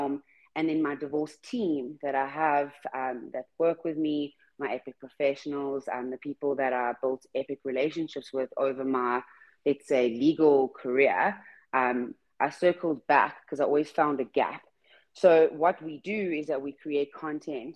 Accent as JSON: {"language": "English", "country": "South Africa", "said": "I'm from South Africa"}